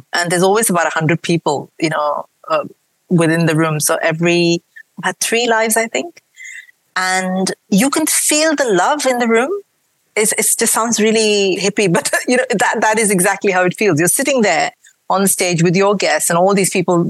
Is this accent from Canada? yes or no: no; India; born or raised there; accent: mix of an Indian accent and a British accent; moved away as an adult; now in United Kingdom